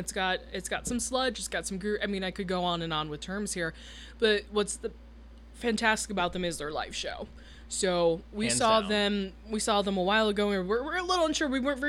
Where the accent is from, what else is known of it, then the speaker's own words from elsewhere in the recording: Michigan, United States; now in Nashville, United States; Detroit, Michigan, my home state.